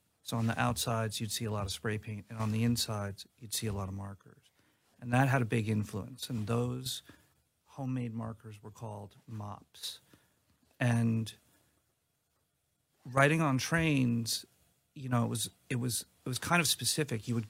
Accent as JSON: {"language": "English", "region": "New York", "country": "United States", "tie": "born or raised there", "said": "I grew up in New York"}